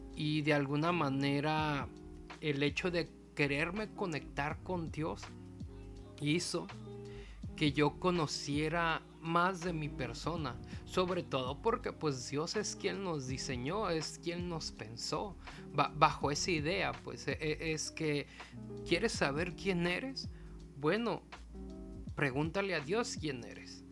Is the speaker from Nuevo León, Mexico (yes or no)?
no; Mazatlán, Sinaloa, Mexico; moved away; me vine a Mazatlán acá a estar con mis papás un tiempo